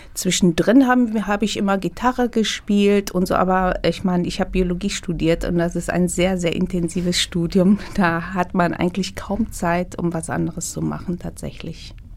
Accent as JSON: {"language": "German", "country": "Ethiopia", "tie": "born or raised there", "moved": "yes", "lives_now": "Germany", "said": "ich bin in Äthiopien geboren natürlich, aber ich habe, äh, äh, mein Vater kommt aus Syrien, meine Mutter war halb Italienerin, halb Äthiopierin. Man ist international aufgewachsen"}